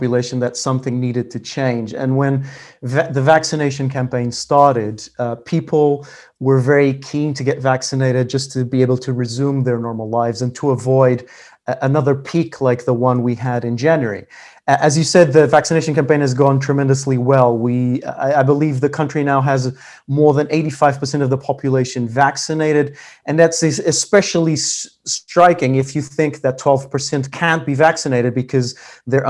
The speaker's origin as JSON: {"language": "English", "region": "Lisbon", "country": "Portugal", "tie": "born or raised there", "moved": "yes", "lives_now": "London, United Kingdom", "said": "having been born and raised in Lisbon."}